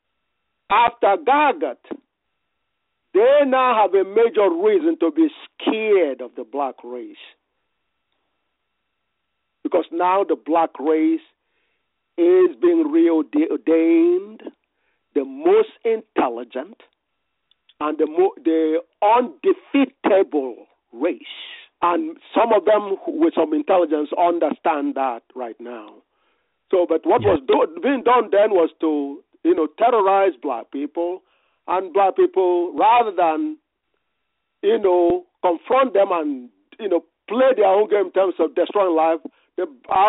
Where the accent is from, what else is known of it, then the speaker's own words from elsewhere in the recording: Nigeria; now in United States; I grew up in the Gala land, the Gala kingdom of Nigeria.